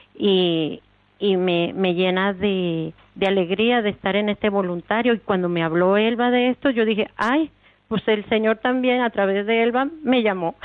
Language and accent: Spanish; Venezuela; also born or lived in Mexico; now in Canary Islands, Spain; Yo vengo de Venezuela